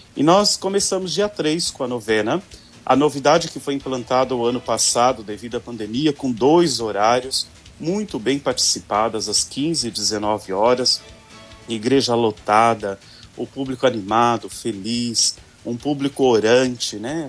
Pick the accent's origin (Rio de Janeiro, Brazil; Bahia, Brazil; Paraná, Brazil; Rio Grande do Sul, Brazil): Paraná, Brazil; moved away; eu, como um bom paranaense, né, de um povo muito devoto